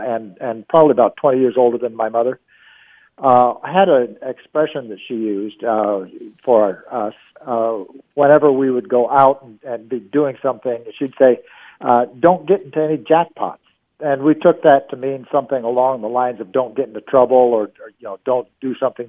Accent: Council Bluffs, Iowa, United States; now in North Pole, Alaska, United States; When I was growing up in Iowa

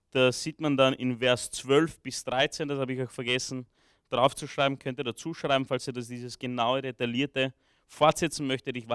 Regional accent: Romania; born there; ich bin in Rumänien geboren, ich kann ein bisschen Rumänisch, ich habe Rumänisch äh, von zu Hause noch mitgelernt, ja, also ich habe zwar immer oft auf Deutsch zurückgesprochen

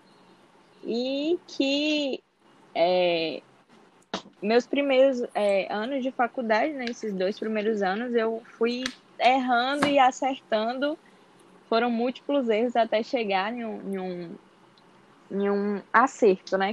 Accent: interior of Bahia, Brazil; now in Salvador, Brazil; eu sou do interior da Bahia, mas atualmente moro em Salvador.

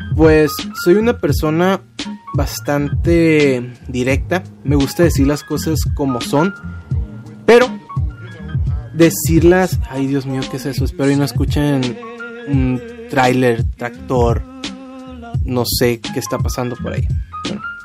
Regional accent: Culiacán, Sinaloa, Mexico; soy de Culiacán, Sinaloa

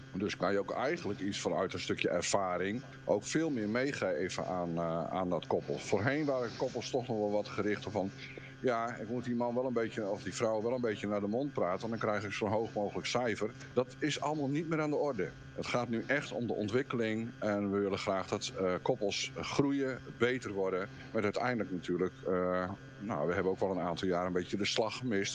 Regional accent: Friesland, Netherlands; ik kom uiteindelijk uit Friesland

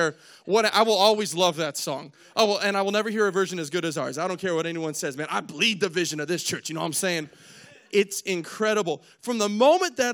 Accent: Spokane, Washington, United States; moved away; also born or lived in Lewiston, Idaho; I'm from Spokane, Washington, originally moved across the border over to Idaho, you know, Lewiston

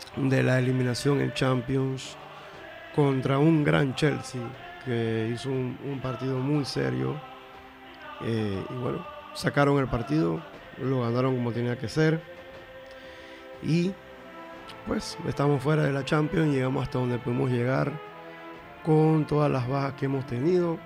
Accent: Panama; como buen panameño

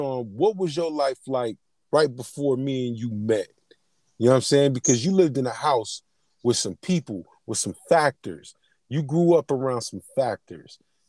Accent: San Francisco, California, United States; born or raised there

